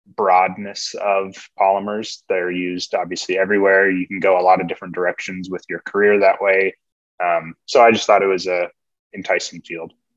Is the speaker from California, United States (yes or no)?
yes; California, United States; moved away as an adult; also born or lived in Washington State; now in Washington, United States; I grew up in California. I came to Washington State for my undergrads